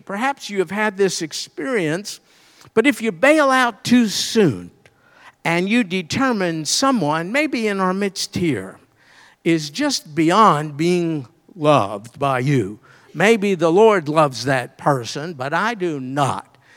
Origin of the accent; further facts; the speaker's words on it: New York, United States; I'm from New York where we have electricity